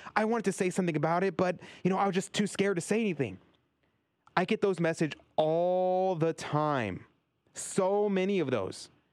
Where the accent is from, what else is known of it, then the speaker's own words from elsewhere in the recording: Texas, United States; my home state of Texas